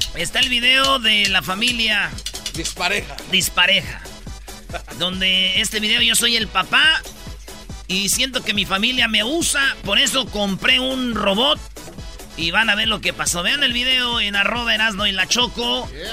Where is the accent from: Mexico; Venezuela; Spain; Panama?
Mexico; Siete horas pide que trabajemos los mexicanos